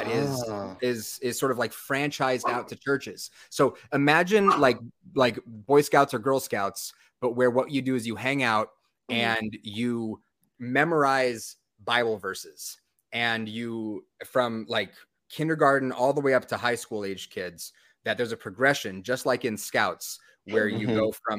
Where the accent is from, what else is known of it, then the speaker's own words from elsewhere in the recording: just outside of San Diego, California, United States; I grew up just outside of San Diego